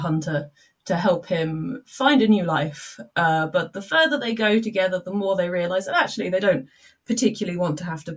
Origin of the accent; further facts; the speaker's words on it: Milton Keynes, South East England, United Kingdom; I come from Milton Keynes